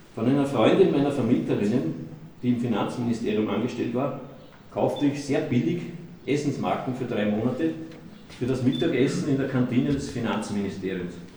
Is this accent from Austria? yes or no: yes; Austria; accent: Austrian dialect; in meinem österreichischen Dialekt